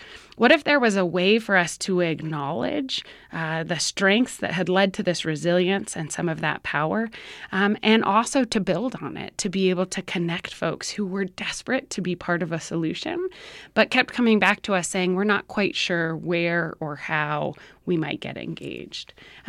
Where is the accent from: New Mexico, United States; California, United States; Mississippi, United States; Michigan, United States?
New Mexico, United States; Albuquerque; I was born and raised here in Albuquerque. I'm the third of four kids